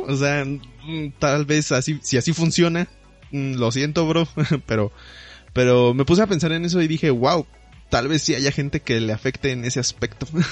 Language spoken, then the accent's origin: Spanish; Mexico; como buen mexicano